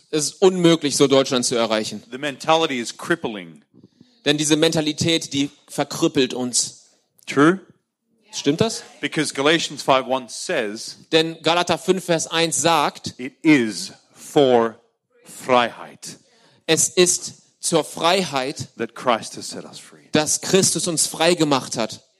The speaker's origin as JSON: {"language": "German", "country": "Australia", "second_language": "German", "moved": "as an adult", "lives_now": "Germany", "said": "ich bin Austra ich komme aus Australien."}